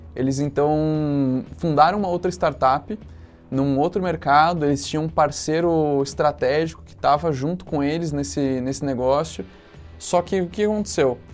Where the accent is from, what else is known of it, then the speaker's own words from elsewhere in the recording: São José dos Campos, São Paulo, Brazil; also born or lived in Campinas; sou de São José dos Campos. Fiquei lá até a hora de fazer faculdade